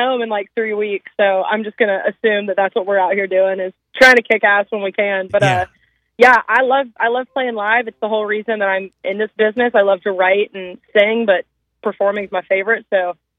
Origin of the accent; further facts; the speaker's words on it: Atlanta, Georgia, United States; I'm from Atlanta